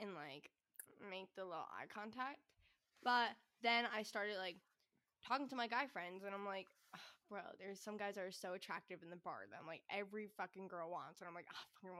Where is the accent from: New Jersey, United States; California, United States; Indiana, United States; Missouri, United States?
New Jersey, United States; now in San Diego, United States; I'm from New Jersey